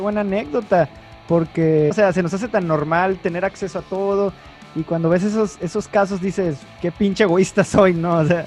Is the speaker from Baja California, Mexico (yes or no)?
yes; Tijuana, Baja California, Mexico; ambos somos de Tijuana